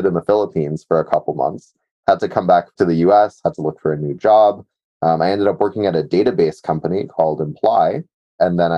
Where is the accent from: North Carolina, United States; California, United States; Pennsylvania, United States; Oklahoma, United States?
California, United States; Mountain View; I grew up in the Bay Area in Mountain View